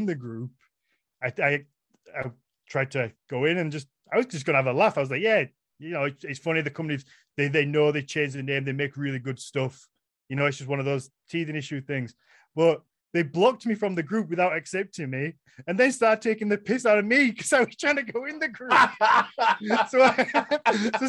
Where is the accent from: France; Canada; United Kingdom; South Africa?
United Kingdom; first language English; as a British person, as an English speaker